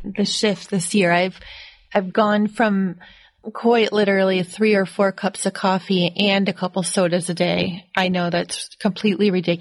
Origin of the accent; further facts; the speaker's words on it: Rochester, New York, United States; I'm from Rochester.